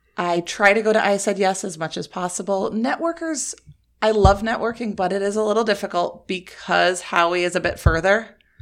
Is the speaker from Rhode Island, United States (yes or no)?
yes; Rhode Island, United States; moved away; I am originally from Rhode Island